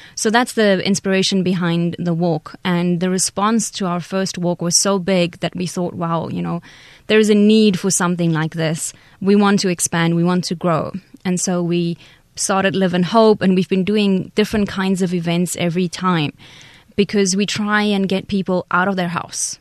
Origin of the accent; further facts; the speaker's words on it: South Africa; moved away as an adult; now in Taiwan; I'm from South Africa